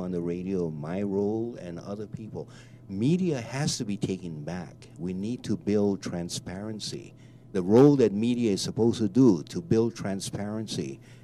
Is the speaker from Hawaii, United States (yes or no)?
yes; Hawaii, United States; I am Native Hawaiian